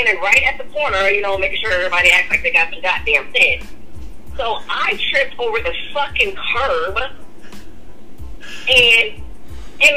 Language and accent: English; Des Moines, Iowa, United States; I'm from Des Moines